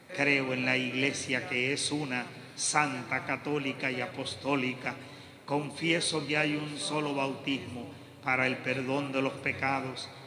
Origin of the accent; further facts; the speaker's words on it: Puerto Rico; nosotros vivimos en Puerto Rico